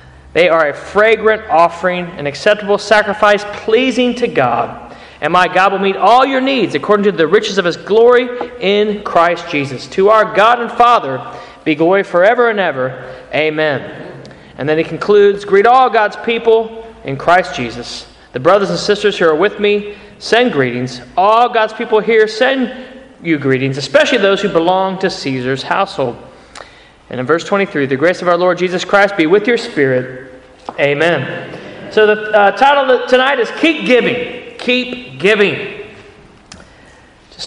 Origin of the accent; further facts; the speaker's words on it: Ohio, United States; moved away as an adult; now in United Kingdom; I grew up in Ohio